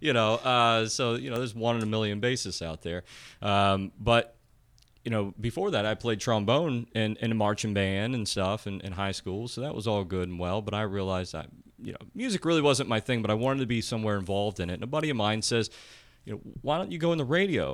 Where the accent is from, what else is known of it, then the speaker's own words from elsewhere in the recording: Blanchester, Ohio, United States; I'm from Lancaster. I'm born and raised here, and my parents are both also born and raised